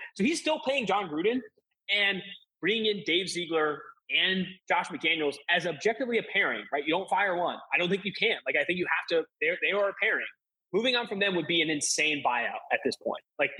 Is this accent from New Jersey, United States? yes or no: no; Oakland, California, United States; I'm from Oakland, California. I've been a Raiders fan for almost too long. I had season tickets with my dad for 10 years.